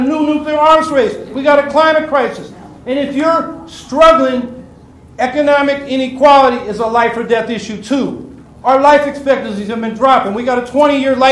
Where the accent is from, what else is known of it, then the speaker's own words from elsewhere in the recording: San Francisco Bay Area, California, United States; now in Syracuse, United States; I came up in the San Francisco Bay Area